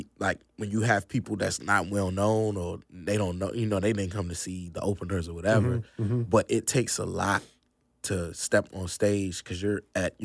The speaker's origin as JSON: {"language": "English", "region": "Virginia", "country": "United States", "moved": "as an adult", "lives_now": "North Carolina", "said": "Nah, actually, that's in Virginia. I'm from Northern Virginia originally."}